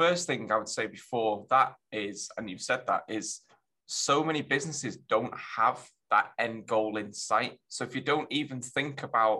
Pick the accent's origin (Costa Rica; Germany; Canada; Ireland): Germany; born there; I've lived all over, actually. So I was born in Germany. My dad's in the army. So I used to move around when I was younger quite a lot.